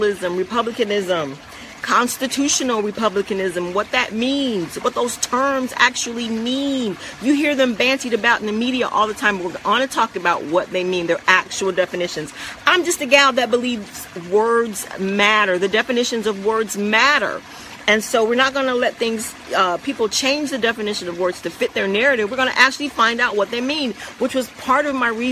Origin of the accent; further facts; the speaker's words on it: United States; also born or lived in Central Florida; we as Americans